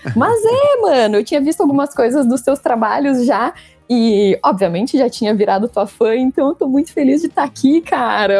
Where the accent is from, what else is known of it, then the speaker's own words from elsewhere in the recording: Santa Cruz do Sul, Rio Grande do Sul, Brazil; moved away as an adult; also born or lived in Porto Alegre, Brazil; now in São Paulo, Brazil; eu sou de Santa Cruz, né? Mas eu morei Uh, cinco anos em Porto Alegre por causa da faculdade